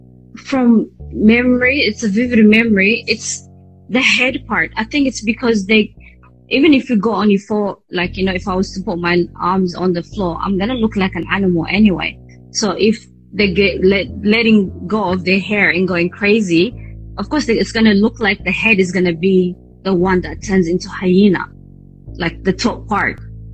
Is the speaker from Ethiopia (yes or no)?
yes; Addis Ababa, Ethiopia; English is a second language; also born or lived in Asmara, Eritrea; So I was born in Asmara. So my father brought us to Addis, me and my sister. So once we moved into Addis, this is a very, very long time ago.